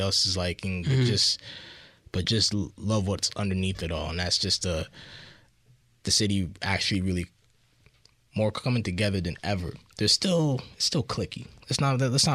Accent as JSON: {"language": "English", "town": "Toronto", "region": "Ontario", "country": "Canada"}